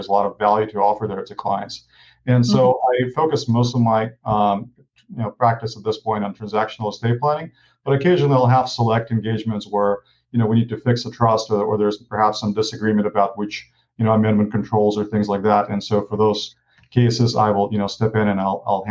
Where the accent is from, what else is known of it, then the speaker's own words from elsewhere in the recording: Ukraine; moved away; I grew up in Ukraine and, I was raised by a single mom.